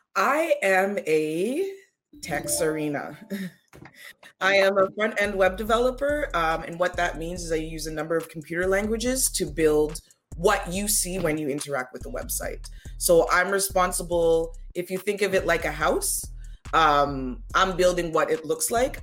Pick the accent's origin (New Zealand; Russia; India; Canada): Canada; Toronto, Ontario; also born or lived in Ottawa; I actually live where I was born. I was born in Toronto, Ontario, Canada. I was born right downtown and I still live there.